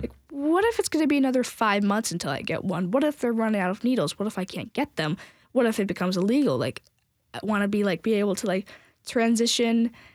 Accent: San Francisco area, California, United States; now in Tennessee, United States; I was raised in California, and so I've been raised kind of in the San Francisco area

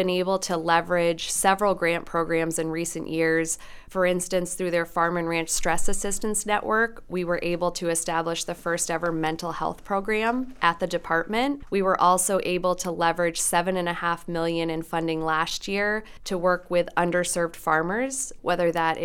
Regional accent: South Deerfield, Massachusetts, United States; I grew up in South Deerfield, and we had about a 60-cow herd of dairy cattle

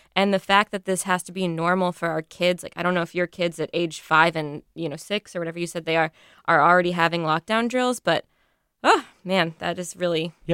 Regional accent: Texas, United States; also born or lived in Durham, North Carolina; now in North Carolina, United States; I'm from Texas originally, and my mom went to Texas A&M

